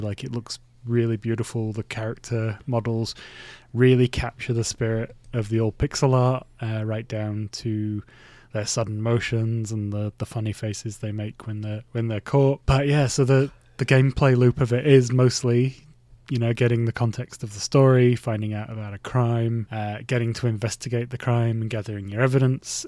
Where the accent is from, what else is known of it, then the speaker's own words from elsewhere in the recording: Bradford, Yorkshire and the Humber, United Kingdom; my hometown city, uh, Bradford City